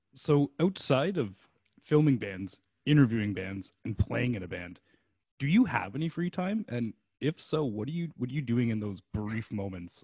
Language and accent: English; Canada; a Canadian, like myself